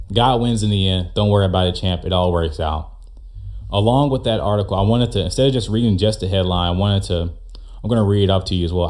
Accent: United States; as an American

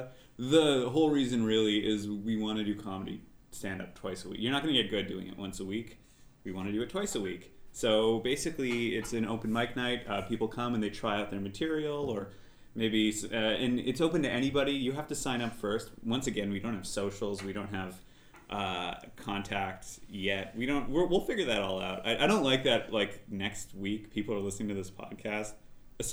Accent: Montreal, Quebec, Canada; I'm Canadian, yeah.

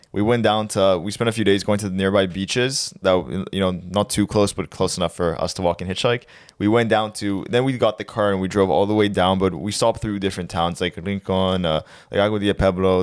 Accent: Canada; we're from Canada

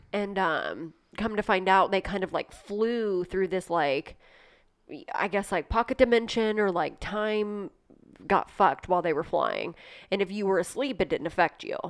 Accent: Ohio, United States; I'm from Ohio

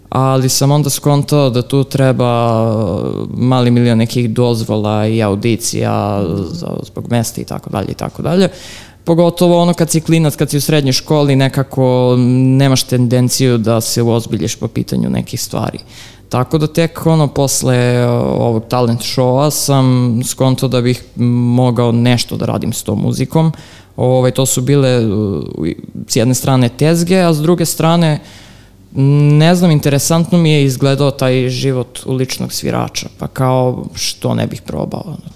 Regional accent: Belgrade, Serbia; pa živim u Ripnju, to je otprilike nekih 4-5 km ispod Avale i u suštini prema poslednjem popisu Ripanj je bio, mislim, drugo najveće selo u Srbiji. Tako da, mm, ne znam, odrastao sam nekim poluseoskim životom

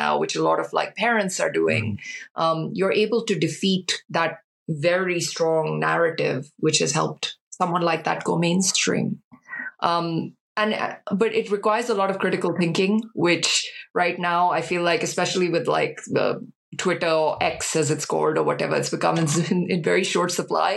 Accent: India; now in United Kingdom; whilst I was growing up in India

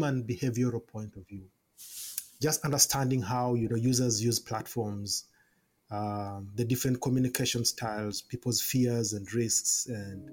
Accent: Kampala, Central Region, Uganda; I was born and raised in Kampala, Uganda.

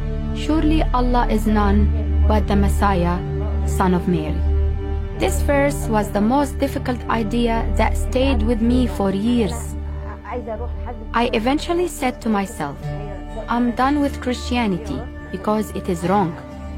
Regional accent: Egypt; I'm a pharmacist from Egypt. I grew up Muslim in a Muslim family.

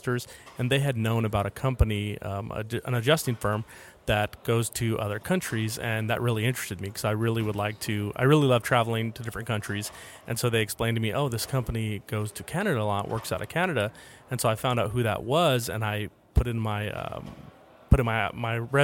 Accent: Jacksonville, Florida, United States; I'm from Jacksonville, Florida.

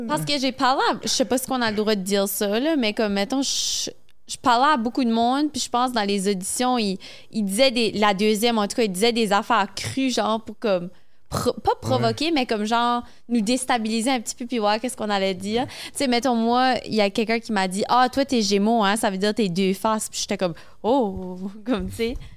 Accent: Moncton, New Brunswick, Canada; je suis originaire de Moncton, au Nouveau-Brunswick

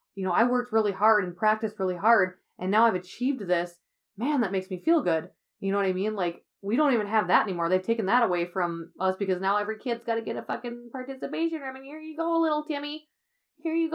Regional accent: United States; we live in the United States. We are the American people

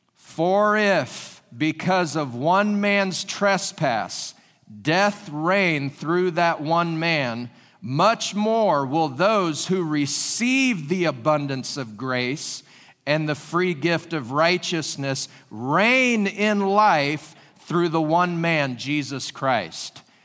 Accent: Washington, United States; moved away as an adult; also born or lived in California; now in Springfield, Ohio, United States; I was born and raised in Washington State

